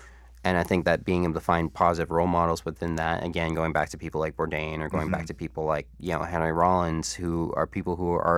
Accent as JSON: {"language": "English", "town": "Niagara Falls", "region": "Ontario", "country": "Canada", "tie": "born or raised there", "said": "one of the first interviews I ever did was …, because I grew up in Niagara Falls."}